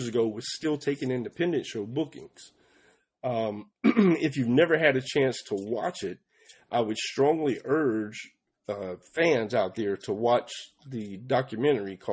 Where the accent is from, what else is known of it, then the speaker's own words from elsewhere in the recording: Atlanta, Georgia, United States; also born or lived in Palmetto, Georgia; I moved from Atlanta, Georgia, down to Palmetto, Georgia, when I was 15 or 16.